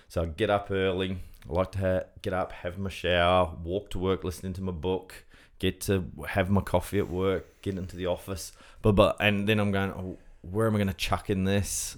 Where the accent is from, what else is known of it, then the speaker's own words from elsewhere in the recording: New Zealand; I'm a Kiwi, the Kiwi